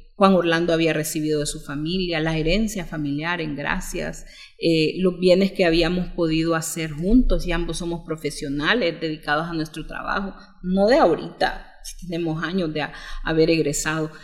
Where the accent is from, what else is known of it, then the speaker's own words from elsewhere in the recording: Honduras; como hondureños